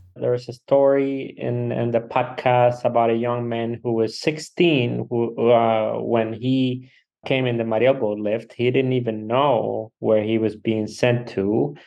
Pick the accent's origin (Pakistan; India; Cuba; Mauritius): Cuba; now in La Crosse, United States; I am from Cuba